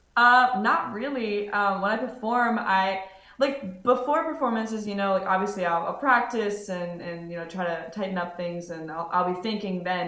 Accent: Cincinnati, Ohio, United States; moved away as an adult; now in Middletown, United States; I'm originally from Cincinnati, Ohio, uh, but just moved to Middletown, Ohio, so it's like an hour north of Cincy.

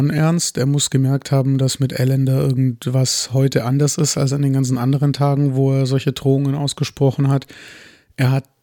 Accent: Germany; Ich bin Deutscher, ich trinke

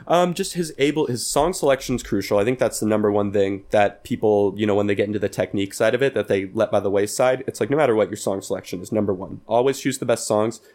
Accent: Pleasanton, California, United States; moved away; my hometown of Pleasanton

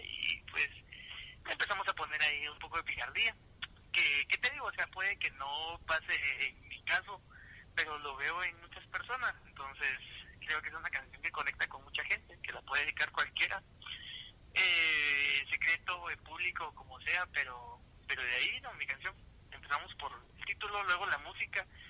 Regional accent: Quesada, Jutiapa, Guatemala; also born or lived in Guatemala City; yo soy originario de Quesada Jutiapa

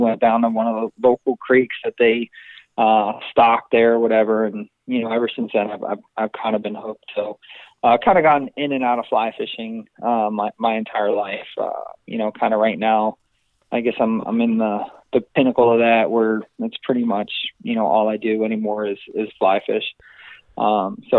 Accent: East Coast, United States; also born or lived in New Jersey; now in Canal Winchester, United States; I grew up on the East Coast, New York and New Jersey

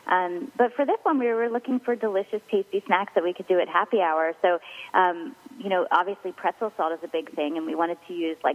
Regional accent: Philadelphia, Pennsylvania, United States; Um, yeah, well, obviously we're from Philadelphia, and we all grew up thinking soft pretzels were like the very best thing in the world.

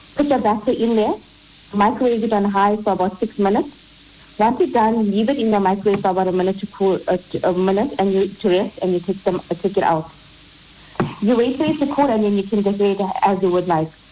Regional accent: India; as an Indian, as Indian ladies, it is somewhat ingrained, ingrained in us

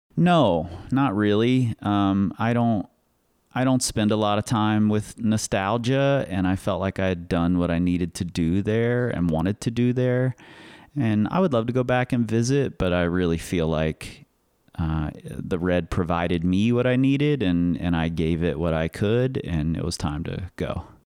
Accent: Cincinnati, Ohio, United States; now in Lander, United States; I'm originally from Cincinnati, Ohio.

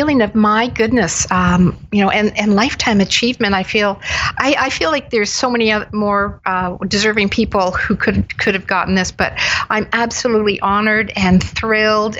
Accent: Waterloo, Ontario, Canada; also born or lived in Hamilton, Ontario / Toronto, Ontario; Well, I grew up mainly in Waterloo, born in Hamilton

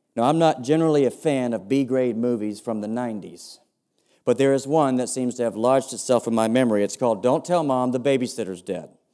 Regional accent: United States; accent: sounds a bit like George W. Bush; I'm an American

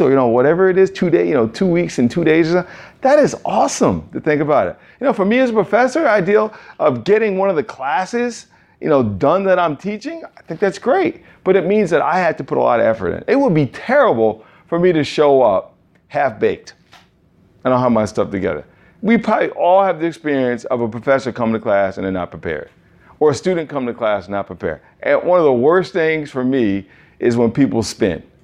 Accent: New York, United States; I'm a New Yorker.

